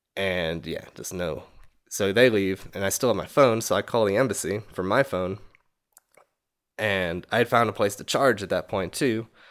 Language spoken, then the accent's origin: English; New York, United States; I'm from fucking New York, man